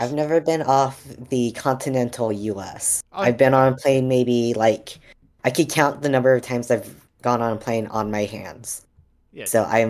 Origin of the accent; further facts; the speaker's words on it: California, United States; born there; also born or lived in Indiana; I was born in California, and then I went to Indiana after a series of unfortunate events.